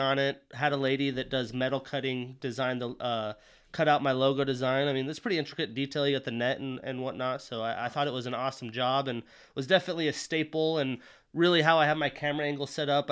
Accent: Wyoming, United States; moved away as an adult; also born or lived in Montana; now in Seattle, United States; I grew up in a small town in Wyoming

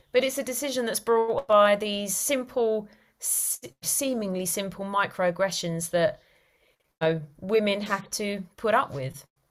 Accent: London, United Kingdom; moved away as an adult; now in Cotswolds, United Kingdom; I originate from London, from Easton, hence my accent

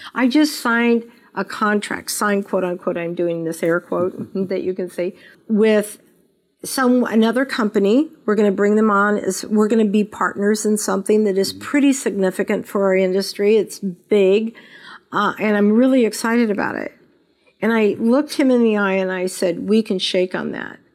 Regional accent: Las Vegas, Nevada, United States; I was born and raised in Las Vegas.

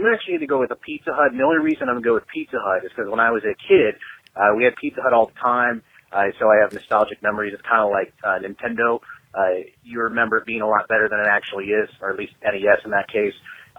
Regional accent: Sioux City, Iowa, United States; now in Nebraska, United States; This is back in my hometown of Sioux City.

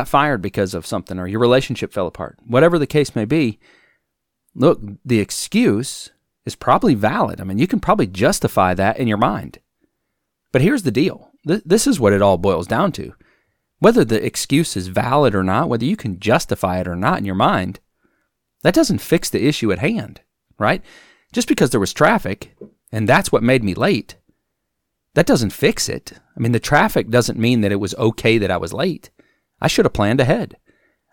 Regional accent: Wisconsin, United States; now in Alabama, United States; It's been cold here in Alabama, and I grew up in Wisconsin

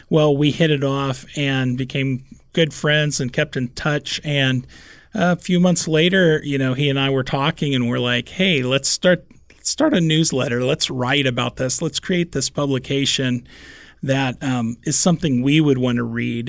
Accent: Kansas City, Missouri, United States; moved away as an adult; now in Omaha, United States; I grew up in Kansas City surrounded by barbecue

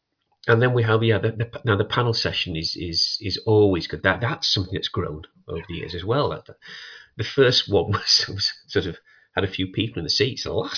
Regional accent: United Kingdom; We know it's Scania because we're British.

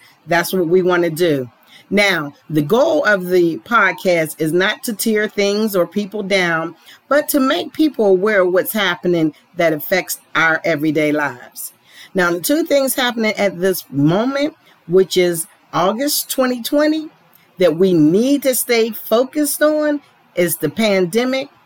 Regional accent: Pittsburgh, Pennsylvania, United States; now in Atlanta, United States; I was born in Pittsburgh, Pennsylvania, but I now live in Atlanta, Georgia

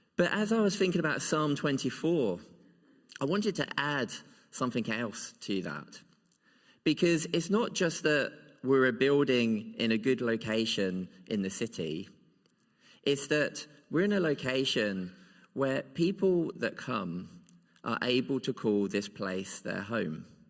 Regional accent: Kent, South East England, United Kingdom; moved away as an adult; now in Scotland, United Kingdom; I have a place that I would always call home still in Kent. Because this is a place where I grew up

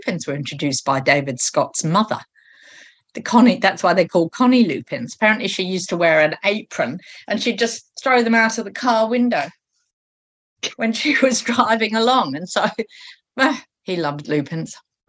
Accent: New Zealand; And I think we're superb, New Zealanders. I've suddenly put myself in as a New Zealander in identifying what will be worst and best for the area being considered.

